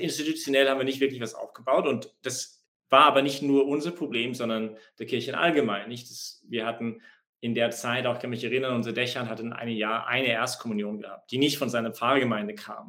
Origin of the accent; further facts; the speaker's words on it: Canada; now in Vienna, Austria; ich gehe zurück nach Kanada, ich bin Kanadier, und füttere wieder meine Kühe